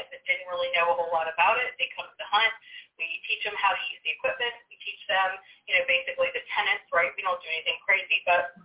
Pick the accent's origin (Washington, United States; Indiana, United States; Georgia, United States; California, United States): Georgia, United States; now in Gettysburg, United States; I'm from Georgia